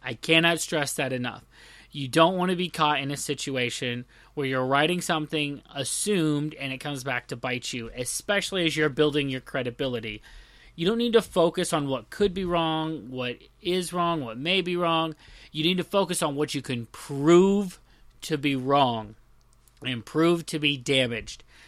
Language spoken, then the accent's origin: English; the South, United States; I'm from the South